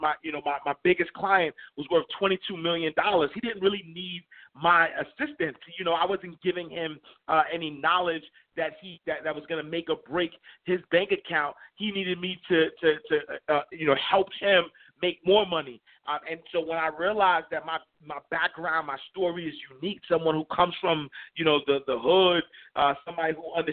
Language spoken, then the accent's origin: English; New York City, New York, United States; growing up in Harlem, New York, in the St. Nicholas houses